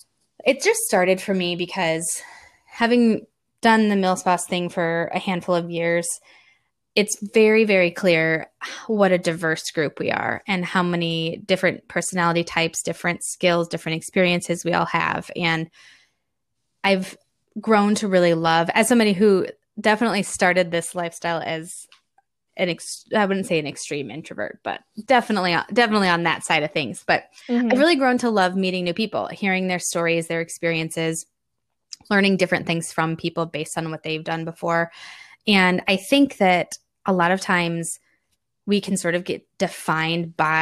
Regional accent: Indiana, United States; And we're from Indiana, just outside Chicago. So we've got the Midwest box checked as well.

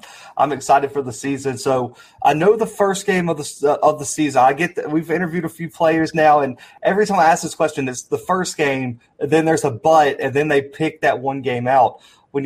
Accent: Alabama, United States; I'm from Alabama

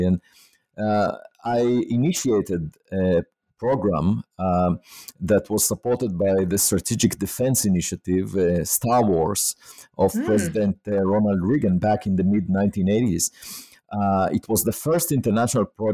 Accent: Israel; moved away as an adult; I was born in Israel

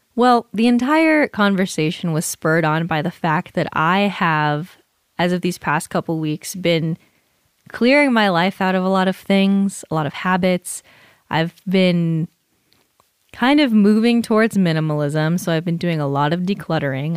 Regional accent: California, United States; moved away; I'm from California

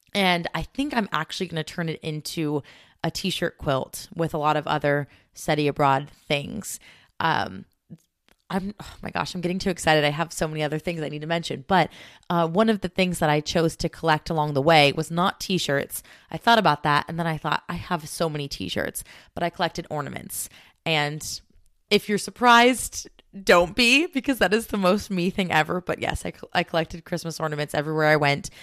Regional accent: United States; me as an American traveling to different countries

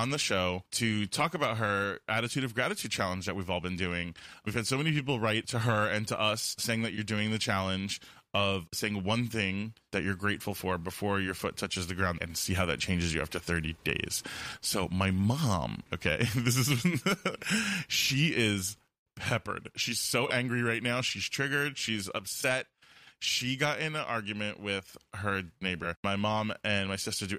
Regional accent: Fort Lauderdale, Florida, United States; moved away; also born or lived in Wilton Manors, Florida; I am from Fort Lauderdale, and I cut my teeth as a young gay in Wilton Manor, Florida.

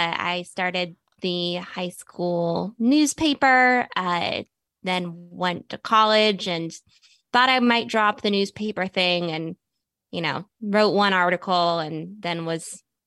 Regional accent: Bethesda, Maryland, United States; So I grew up right around here, in Bethesda.

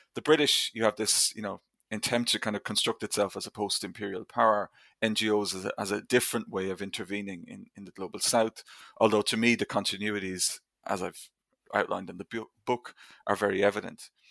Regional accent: Ireland; I grew up in Ireland, obviously, in, in the nineteen eighties and nineteen nineties

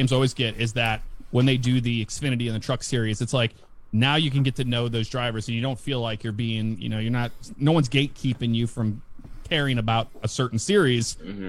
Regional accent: St. Louis, Missouri, United States; I'm from St. Louis. Cardinals, and yeah, that's my hometown.

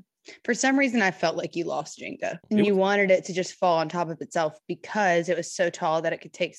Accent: Memphis, Tennessee, United States; I'm from Memphis

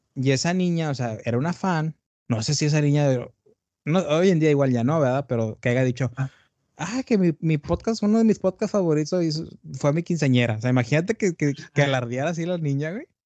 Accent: Tamaulipas, Mexico; also born or lived in Brownsville, Texas; Yo soy de Tamaulipas, del norte de México.

